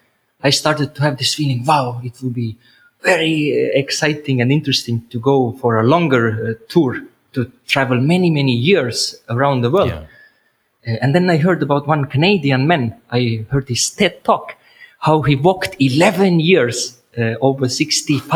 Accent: Estonia; moved away as an adult; I had my own house in Estonia, in my home country

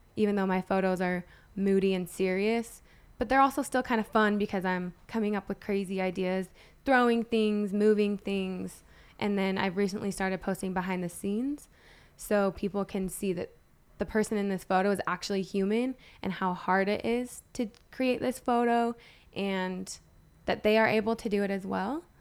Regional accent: Utah, United States; moved away; also born or lived in Los Angeles; Born and raised in Utah

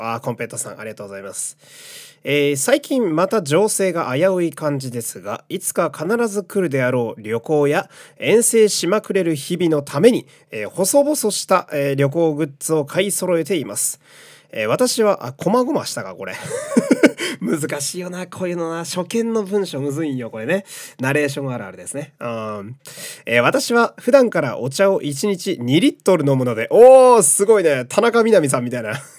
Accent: Fukui, Japan; now in Tokyo, Japan; 自分の実家の福井の家

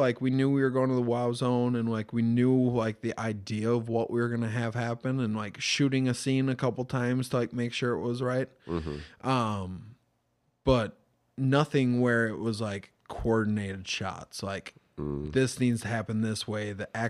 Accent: Mankato, Minnesota, United States; We're some kids from Mankato doing our best thing that we can to make something bigger.

